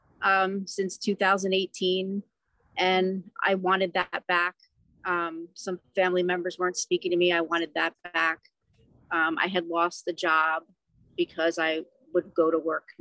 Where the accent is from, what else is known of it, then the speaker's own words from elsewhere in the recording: New Jersey, United States; I'm from New Jersey.